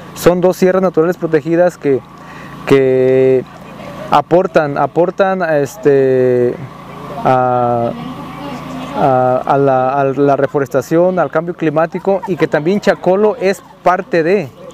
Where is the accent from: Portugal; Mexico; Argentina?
Mexico; Zapotitlán de Vadillo, Jalisco; soy de Zapoitlán de Vadillo, Jalisco